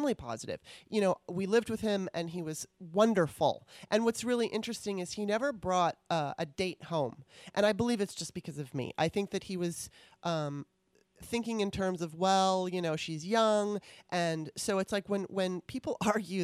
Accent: Los Angeles, California, United States; also born or lived in Maryland; I grew up in Los Angeles

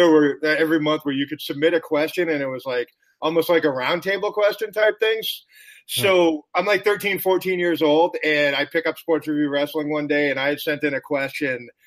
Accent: Boston, Massachusetts, United States; I grew up in Boston, Massachusetts

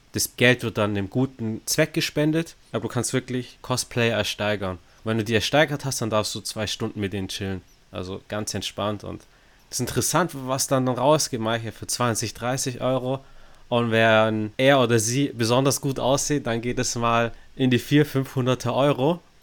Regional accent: Stuttgart, Baden-Württemberg, Germany; wir sind ja aus Stuttgart

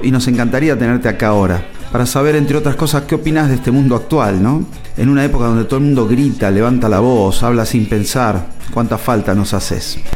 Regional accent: Argentina; nací en la Argentina

